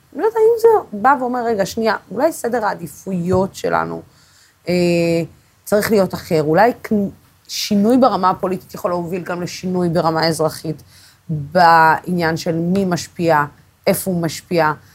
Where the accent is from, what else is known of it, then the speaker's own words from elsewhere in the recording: Israel; אני, כישראלית